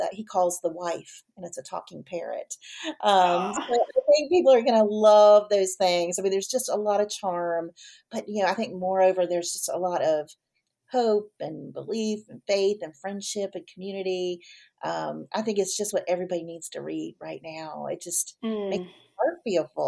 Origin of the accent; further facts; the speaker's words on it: Virginia Beach, Virginia, United States; I grew up in Virginia Beach